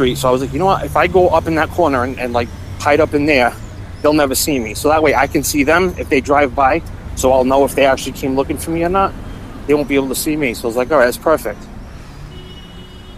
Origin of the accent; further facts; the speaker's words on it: Rhode Island, United States; I was born and raised in Rhode Island